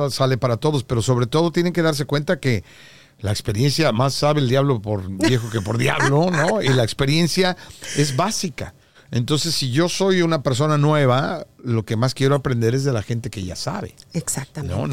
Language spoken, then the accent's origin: Spanish; Mexico; now in United States